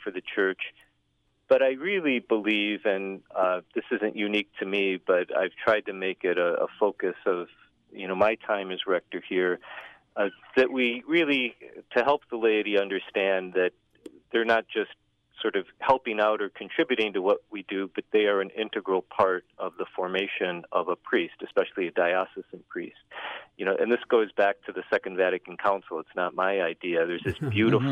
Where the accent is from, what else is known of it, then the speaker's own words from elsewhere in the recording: Northwest Indiana, United States; moved away; also born or lived in Chicago; I'm originally from Northwest Indiana